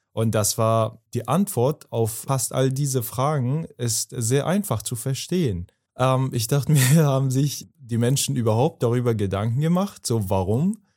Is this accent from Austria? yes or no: no; Afghanistan; German is a second language; now in Germany; ich komme aus Afghanistan, aus Afghanistan